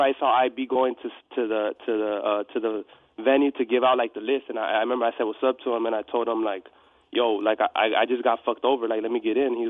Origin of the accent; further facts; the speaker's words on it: Hawthorne, California, United States; From Hawthorne, California.